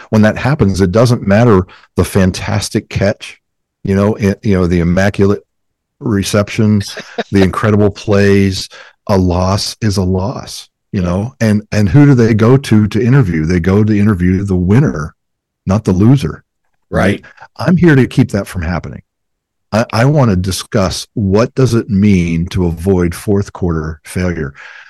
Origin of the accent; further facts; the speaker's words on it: Ohio, United States; Well, hey, I come from Browns country.